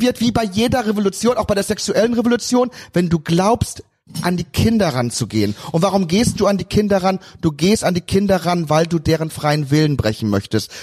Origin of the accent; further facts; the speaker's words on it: Cologne, North Rhine-Westphalia, Germany; bin Kölner